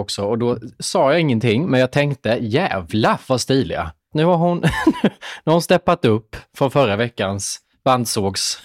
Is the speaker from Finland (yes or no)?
no; Småland, Sweden; accent: Småländska; min småländska